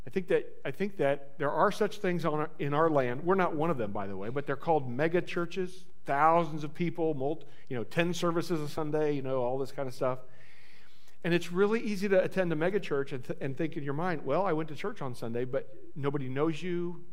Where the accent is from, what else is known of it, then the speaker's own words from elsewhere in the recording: Francesville, Indiana, United States; I'm from podunk nowhere, right? I'm from Plaski County, Indiana. Don't say Pulaski. It's not Pulaski. It's Plaski. That's how we know you're not from around here, if you say Pulaski. Plaski County, Indiana, I grew up in Francisville, which is just a little bitty stop on the Monon Railroad